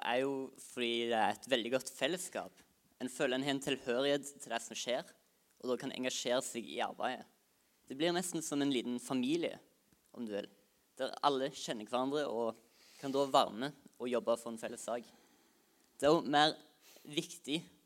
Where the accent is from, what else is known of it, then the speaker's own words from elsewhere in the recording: Norway; Jeg kommer fra Høybakka